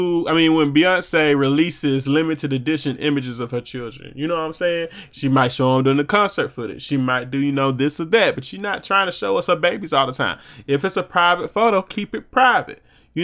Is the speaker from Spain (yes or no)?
no; Venezuela; now in New Jersey, United States; You thought I was in Los Angeles, but I'm a New Jersey boy, even though I'm from Venezuela.